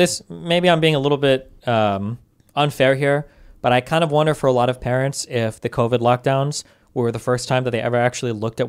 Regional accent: Nebraska, United States; if I started to see people show up from like California or Wyoming, we're from Nebraska

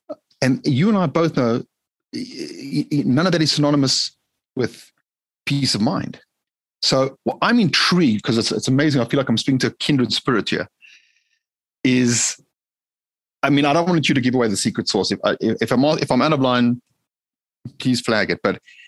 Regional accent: South Africa; growing up in South Africa, grew up in a very modest way, meaning, you know, most people think of Jewish, Caucasian South Africans having a lot of dough, grew up very modest.

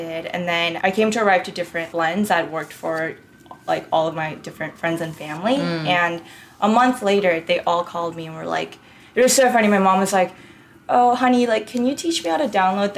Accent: Orange County, California, United States; also born or lived in Seoul, South Korea / New York; now in Los Angeles, United States; I grew up in Orange County

